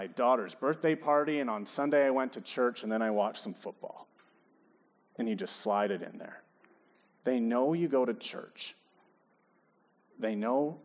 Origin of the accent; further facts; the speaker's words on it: Edmonton, Alberta, Canada; also born or lived in Regina; I'm born and raised in Edmonton